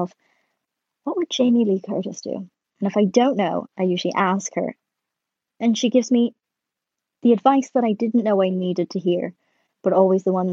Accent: Ireland; as an Irish person

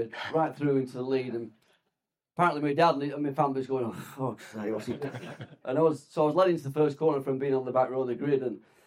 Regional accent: Blackburn, North West England, United Kingdom; Blackburn born and bred and still there

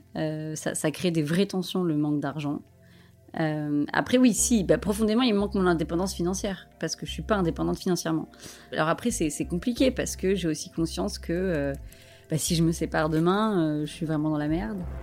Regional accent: Paris, Île-de-France, France; je suis parisienne

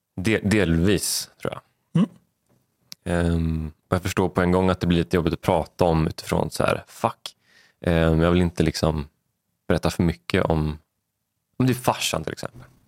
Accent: Vadstena, Östergötland, Sweden; uppvuxen i Vadstena, eh, yngst av, eh, fyra

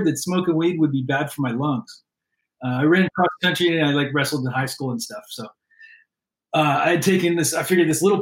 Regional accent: Bay Area, California, United States; also born or lived in Portland, Oregon / Texas; born in Portland, Oregon, raised in the Bay Area. I lived in Texas when I was real little.

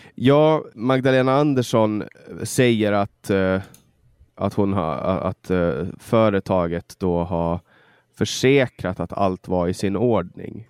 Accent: Mariehamn, Åland Islands; Mariehamn, min hemstad

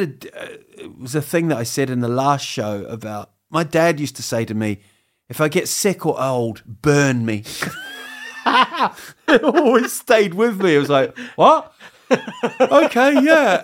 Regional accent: New Zealand; moved away as an adult; also born or lived in Huddersfield, England; now in Sweden; I grew up in New Zealand

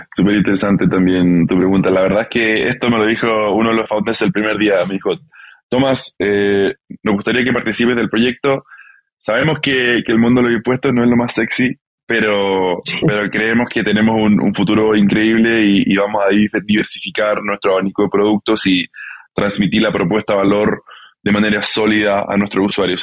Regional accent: Santiago, Santiago Metropolitan Region, Chile; moved away as an adult; also born or lived in California / Barcelona; originalmente yo, yo nací en California, eh, crecí en Santiago de Chile

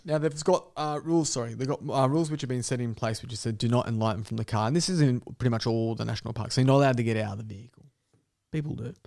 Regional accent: Dapto, New South Wales, Australia; as a kid in the back of West Dapto, probably because I was from Dapto

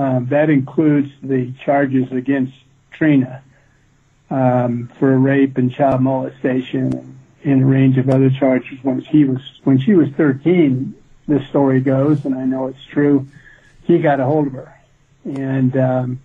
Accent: Midwest, United States; I grew up in the Midwest

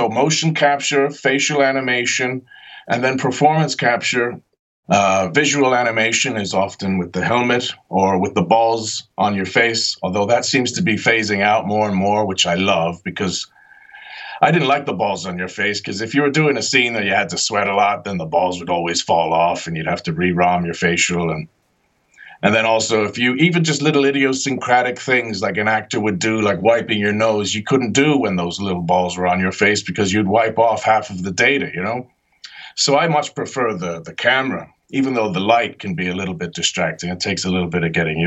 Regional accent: Ireland; moved away; also born or lived in New Jersey, United States / Britain; I was born in New Jersey, grew up in Ireland, and I trained in Britain.

